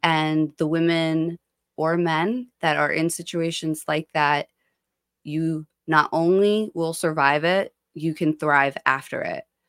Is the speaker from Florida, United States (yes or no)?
no; Ocean Township, New Jersey, United States; also born or lived in Haledon/Paterson area, New Jersey; I grew up in Ocean Township